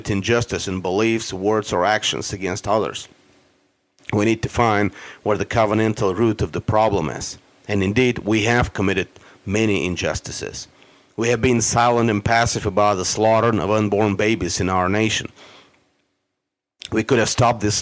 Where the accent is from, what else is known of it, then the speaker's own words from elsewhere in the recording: United States; as American Christians and conservatives